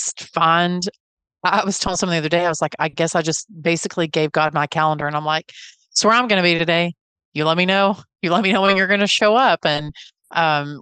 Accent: just north of Amarillo, the Texas Panhandle, United States; I grew up in the Panhandle. And so I grew up just north of Amarillo

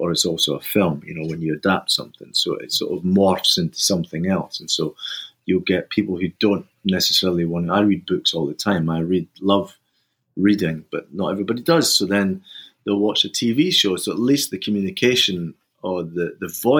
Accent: Fife, Scotland, United Kingdom; moved away; also born or lived in Glasgow; I was brought up in Fife, but I spent a heck of a lot of time in Glasgow because my parents were from Glasgow

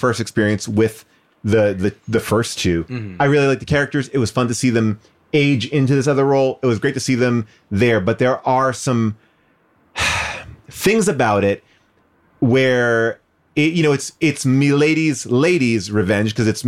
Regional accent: East Coast, United States; I grew up on the East Coast.

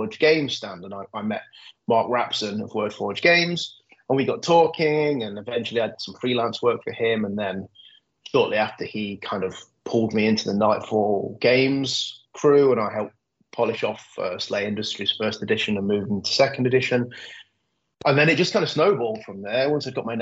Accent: Nottingham, East Midlands, United Kingdom; I grew up in Nottingham. I was born and bred in Nottingham.

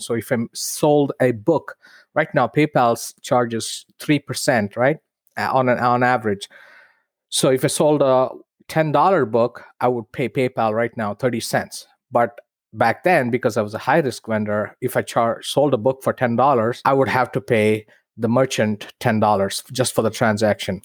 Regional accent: India; moved away as an adult; in India, in my hometown

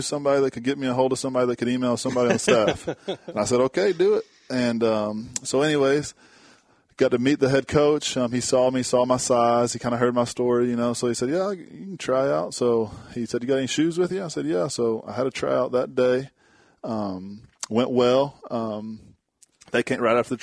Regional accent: Frederick, Oklahoma, United States; went to high school at Chattanooga High School in Oklahoma. I'm from Frederick, Oklahoma.

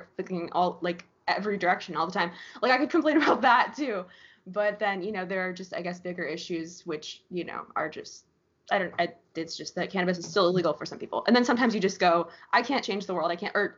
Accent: Florida, United States; I grew up in Florida my whole life. I was born here, raised here

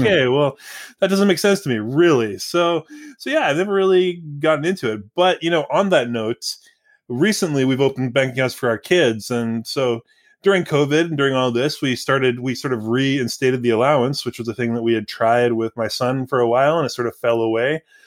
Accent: Surrey, British Columbia, Canada; I grew up in Surrey

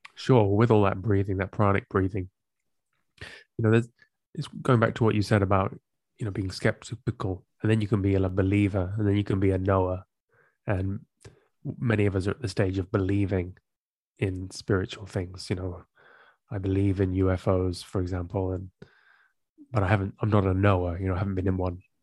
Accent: England, United Kingdom; moved away as an adult; also born or lived in Amsterdam, Netherlands; I grew up in England and I moved to Amsterdam, the Netherlands, sorry, when I was in my

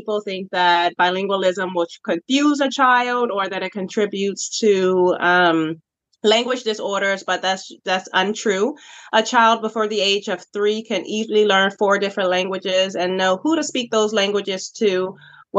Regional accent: Richmond, Virginia, United States; I was born and raised in Richmond, Virginia

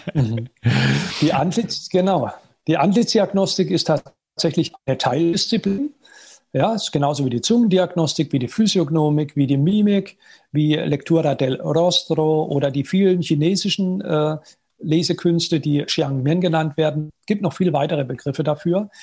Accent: at the French border, Baden-Württemberg, Germany; also born or lived in United States; ich bin aufgewachsen in mittelständischer Familie im Badischen, an der französischen Grenze

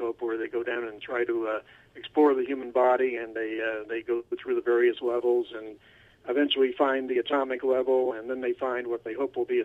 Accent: Cleveland, Ohio, United States; also born or lived in Toronto / New York / Miami; now in Seattle, United States; I was born in Toronto, grew up in Cleveland, and went to school in New York, and lived in Miami for too long, and now I'm out in Seattle

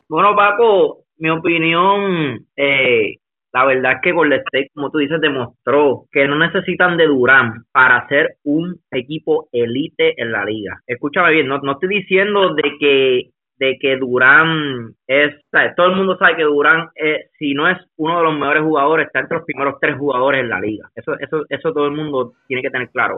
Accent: Puerto Rico; a nosotros los puertorriqueños

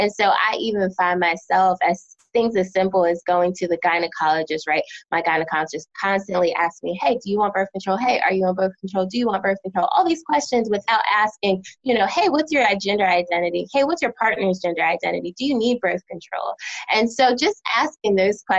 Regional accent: United States; also born or lived in New Jersey / Philadelphia, Pennsylvania; now in North Carolina, United States; I'm originally from New Jersey and Philadelphia, and so now living in North Carolina

